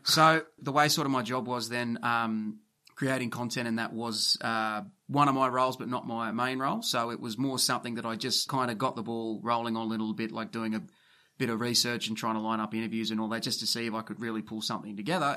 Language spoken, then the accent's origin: English; Camden, New South Wales, Australia; I'm from Camden, which is maybe fifteen minutes from, from Campbell Town